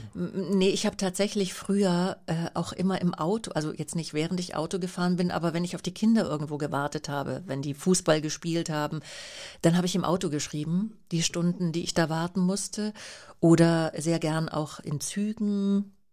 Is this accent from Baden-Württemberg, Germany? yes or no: yes; Vaihingen an der Enz, Baden-Württemberg, Germany; also born or lived in Schlehdorf, Upper Bavaria; Feingen an der Enz. Ähm, also da bin ich mit meiner Mutter sofort nach der Geburt äh, hingezogen